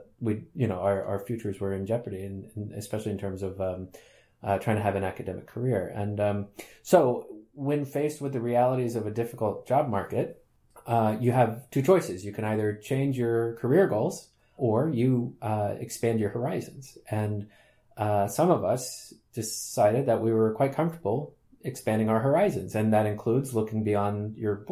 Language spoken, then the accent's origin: English; United States; moved away as an adult; also born or lived in Sweden; now in Groningen, Netherlands; although I grew up in the United States, I am Swedish by birth.